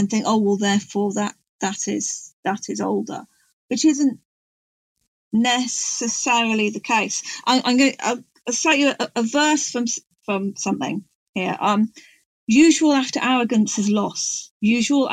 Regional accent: Chester, North West England, United Kingdom; accent: Gog; moved away as an adult; also born or lived in North Wales; now in West Wales, United Kingdom; I'm from the borderland between Clwyd and Cheshire

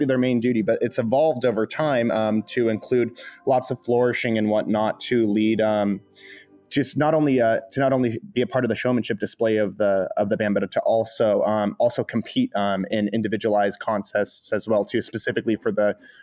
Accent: Stockton, California, United States; I'm from Northern California. I grew up in the Central Valley, Stockton, California

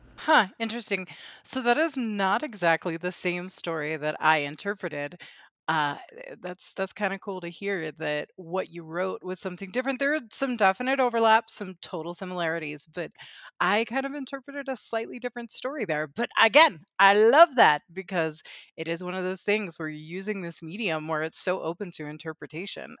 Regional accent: South Florida, United States; I grew up in South Florida, all over the Miami-Fort Lauderdale area, and I grew up speaking Spanish Inglés también

